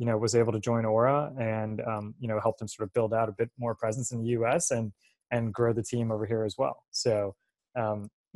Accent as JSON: {"language": "English", "region": "New Jersey", "country": "United States", "tie": "born or raised there", "said": "as a kid growing up in New Jersey"}